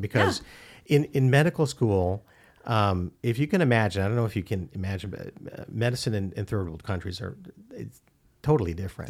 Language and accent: English; Manila, Metro Manila, Philippines; moved away; I was born in the Philippines